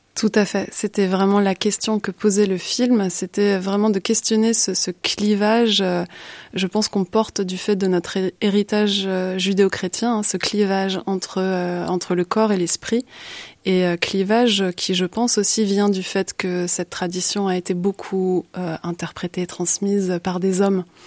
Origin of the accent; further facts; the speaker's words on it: Paris, Île-de-France, France; moved away as an adult; now in Brussels, Belgium; je suis originaire euh, de Paris mais je suis bruxelloise d'adoption depuis presque 15 ans maintenant